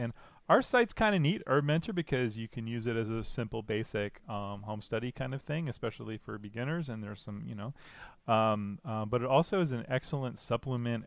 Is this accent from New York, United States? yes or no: no; New Jersey, United States; moved away; I'm from New Jersey